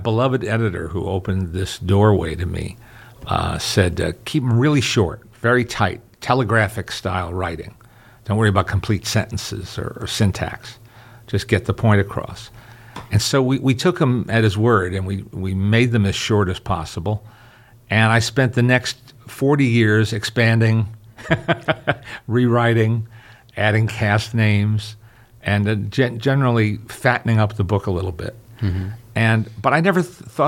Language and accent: English; New York area, United States; all the channels we had in the New York area